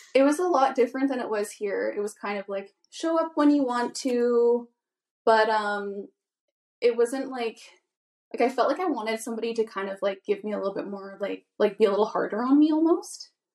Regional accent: Vancouver Island, British Columbia, Canada; I'm from Vancouver Island.

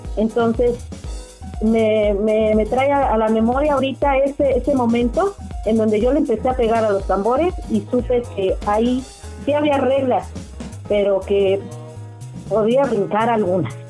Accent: Mexico City, Mexico; Yo nací en la Ciudad de México

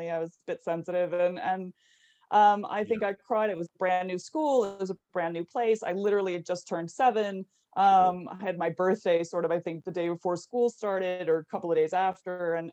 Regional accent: San Francisco, California, United States; also born or lived in Mexico City; So I was born in San Francisco, and then when I was about three, we moved to Mexico City and lived there for five years.

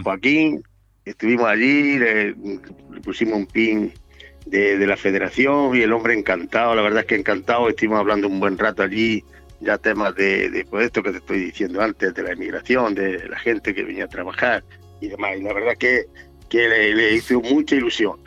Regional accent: Andalusia, Spain; now in Alicante, Spain; Andalucía, que es mi tierra

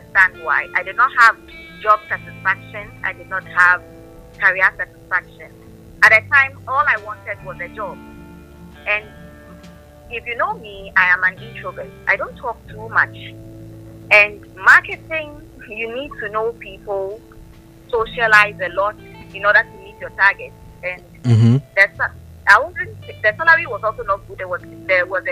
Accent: Accra, Greater Accra, Ghana; I was born in Accra. I lived with my parents.

